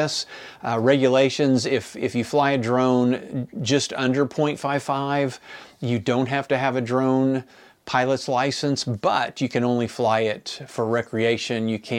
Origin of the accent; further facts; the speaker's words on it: Enid, Oklahoma, United States; And so the book is about growing up in my hometown of Enid, Oklahoma in the 1970s.